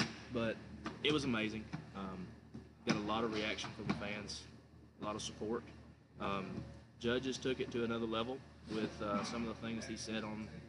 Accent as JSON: {"language": "English", "town": "Ragland", "region": "Alabama", "country": "United States", "tie": "born or raised there", "said": "for my hometown, the last time I was in that gym was probably 7 years ago."}